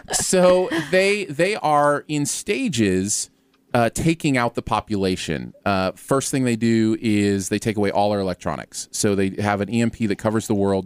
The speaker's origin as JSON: {"language": "English", "region": "Ohio", "country": "United States", "tie": "born or raised there", "moved": "yes", "said": "I lived right near there when I was growing up in Ohio."}